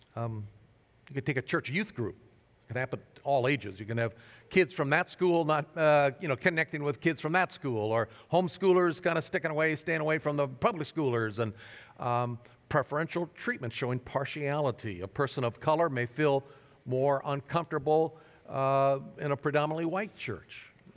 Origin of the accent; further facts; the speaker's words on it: Nebraska, United States; moved away; my home state of Nebraska